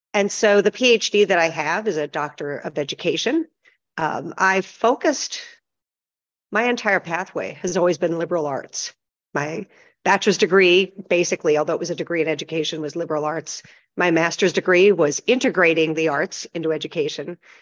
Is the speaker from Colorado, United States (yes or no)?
no; Pennsylvania, United States; also born or lived in Michigan; now in Las Vegas, United States; I grew up originally in Pennsylvania, went to school in Michigan, and I've lived in Las Vegas since 1979